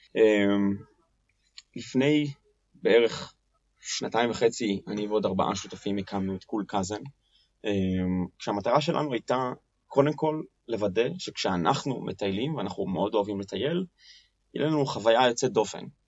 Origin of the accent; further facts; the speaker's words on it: Tel Aviv, Tel Aviv District, Israel; כי תל אביבי